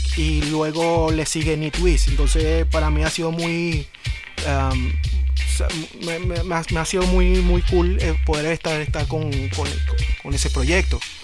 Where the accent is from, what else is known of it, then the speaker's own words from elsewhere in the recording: Venezuela; yo en Venezuela, con mi crianza